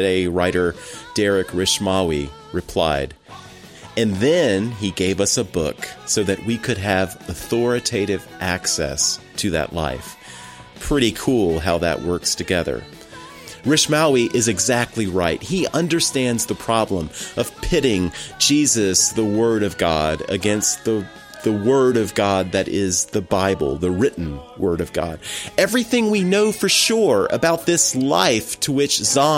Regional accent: United States; accent: American; my boring American accent

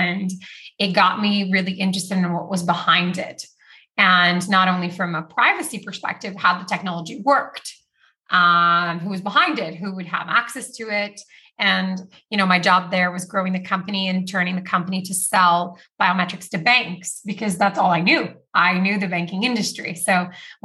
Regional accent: Rio de Janeiro, Brazil; moved away; also born or lived in Canada; I grew up actually in Brazil, in Rio.

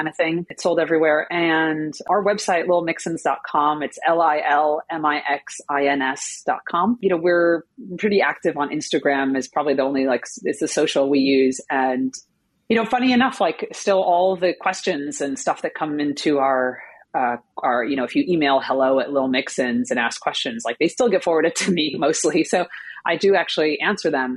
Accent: Northeast, United States; I've only ever lived up in on the East Coast here in the Northeast

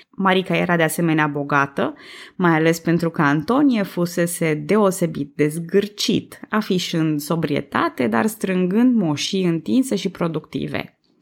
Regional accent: Transylvania, Romania; eu sunt tot ardeleancă

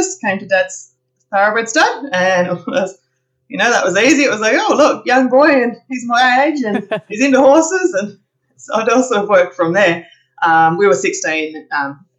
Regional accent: Dardanup, Western Australia, Australia; moved away as an adult; also born or lived in Perth, Australia; now in Tamworth, Australia; I grew up in Dardanup in WA.

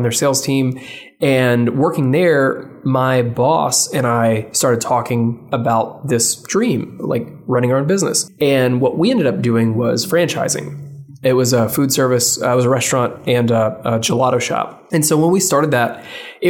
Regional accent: Memphis, Tennessee, United States; I was born and raised in Memphis

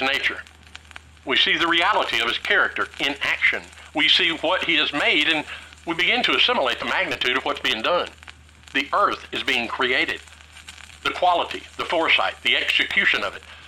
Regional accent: Tennessee, United States; I grew up in Tennessee, a landlocked state

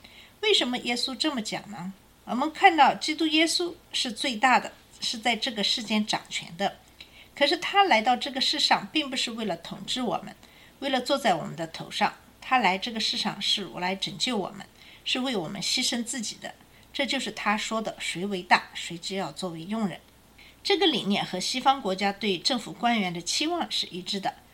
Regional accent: China; 我们中国人

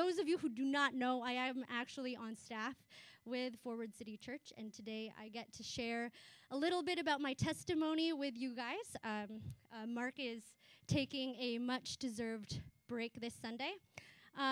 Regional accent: Chatham, Ontario, Canada; also born or lived in Philippines; I immigrated here from the Philippines, so growing up in the 90s in Chatham, I was a visible minority

